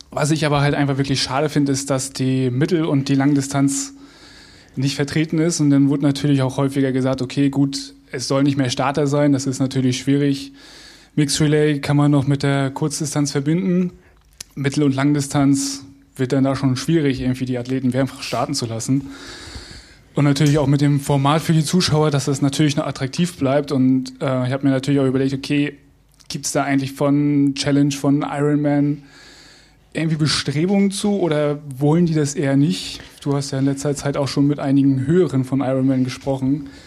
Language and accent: German; Hamburg, Germany; Ich komme jetzt hier aus Hamburg